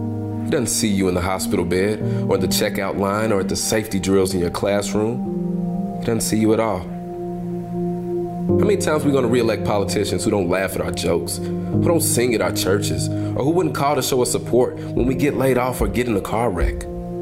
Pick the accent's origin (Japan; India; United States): United States; Louisville, Kentucky; So I grew up in the West End of Louisville. I live in 40203, the poorest zip code in the state.